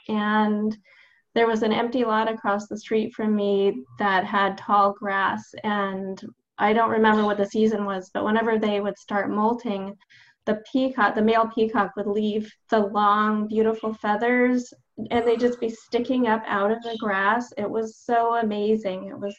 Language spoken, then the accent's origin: English; Los Angeles, California, United States; Yeah, well, I was born in LA in Southern California in the Valley